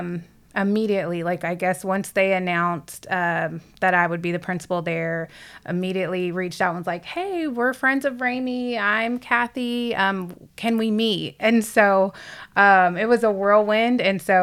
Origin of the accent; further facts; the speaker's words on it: Lockhart, Texas, United States; I guess I consider Lockhart my hometown, because finally in middle school, middle of seventh grade, we settled there. So I'm from Lockhart.